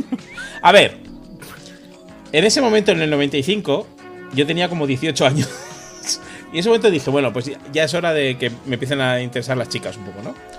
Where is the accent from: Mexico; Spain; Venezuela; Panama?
Spain; Ordizia, Basque Country; now in Madrid, Spain; en Ordicia, en mi pueblo